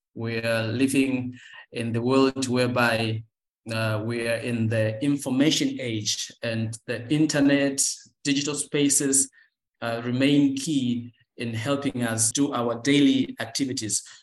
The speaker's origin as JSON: {"language": "English", "country": "Tanzania", "said": "I'm from Tanzania"}